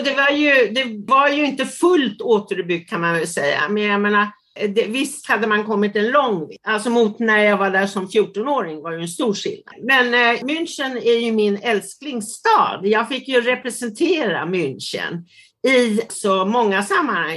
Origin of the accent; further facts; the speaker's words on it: Sweden; accent: Swedish; first language Swedish; moved away as an adult; also born or lived in Italy / Sydney, Australia; fortfarande min engelska är sådär så att liksom det skriker ut att jag har en svensk accent